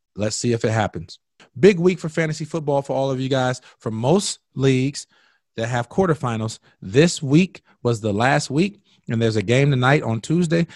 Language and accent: English; Indiana, United States; I'm from Indiana